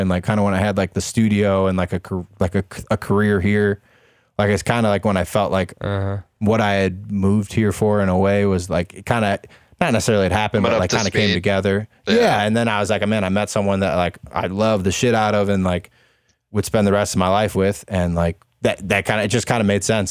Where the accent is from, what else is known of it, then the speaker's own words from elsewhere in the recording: Ohio, United States; now in Chicago, United States; I was born in Ohio